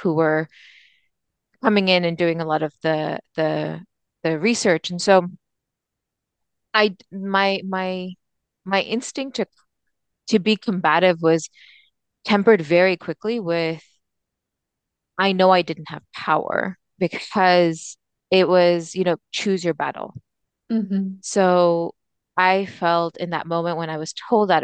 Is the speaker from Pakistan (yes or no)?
yes; Pakistan; moved away; a Pakistani immigrant